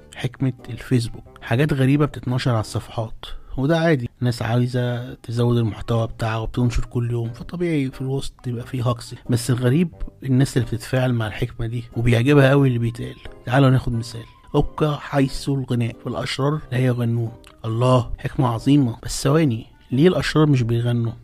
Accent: Alexandria, Alexandria Governorate, Egypt; عندنا في اسكندرية

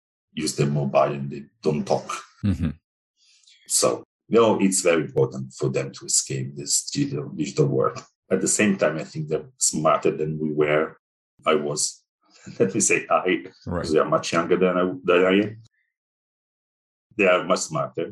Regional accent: Italy; So yeah, I grew up in Italy. And so I spent my 41 years in Italy

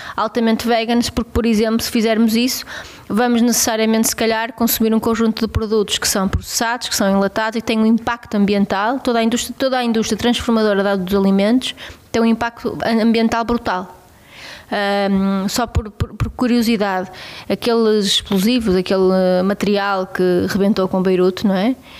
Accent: Abaças, Vila Real District, Portugal; eu cresci numa quinta

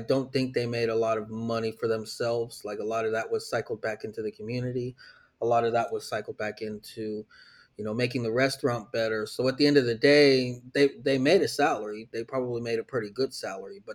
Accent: Kansas, United States; I'm from Kansas

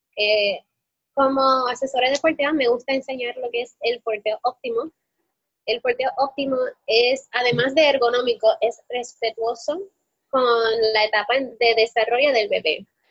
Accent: Puerto Rico; moved away as an adult; also born or lived in Spain; decidimos regresar a Puerto Rico

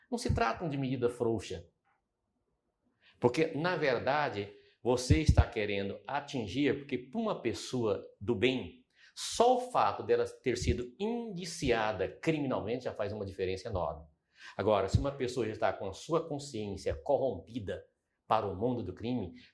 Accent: Araguaína, Tocantins, Brazil; also born or lived in Goiânia; Portanto, quando nós saímos lá de Araguaína, que viemos mudar para Goiânia, eu fui morar, qual era o bairro de periferia? Setor Pedro Ludovico, da época, que era Macambira.

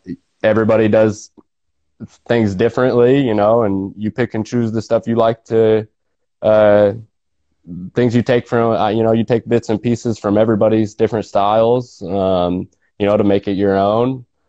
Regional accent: Nortonville, Kansas, United States; I'm from Nortonville. Uh, grew up there

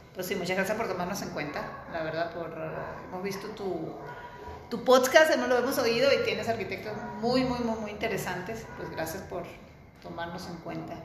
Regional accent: Venezuela; moved away as an adult; also born or lived in Barcelona; Yo soy venezolana. Estudié en la Universidad Central de Venezuela

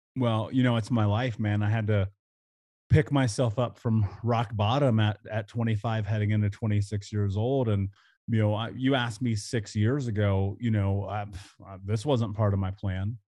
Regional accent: Indianapolis, Indiana, United States; I grew up in Indianapolis

